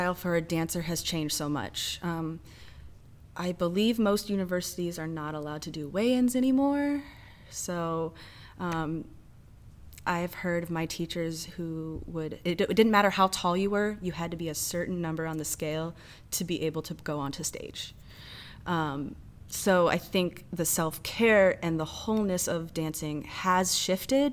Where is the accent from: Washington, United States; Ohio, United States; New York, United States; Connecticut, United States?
Ohio, United States; moved away as an adult; now in St. Louis, United States; I'm originally from Ohio